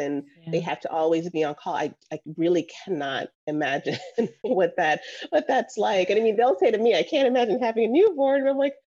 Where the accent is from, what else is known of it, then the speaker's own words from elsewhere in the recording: Jamaica; moved away; also born or lived in Florida / Georgia; I was born in Jamaica